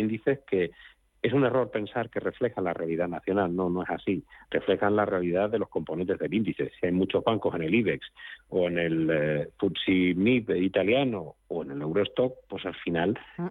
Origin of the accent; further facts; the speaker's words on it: Spain; como español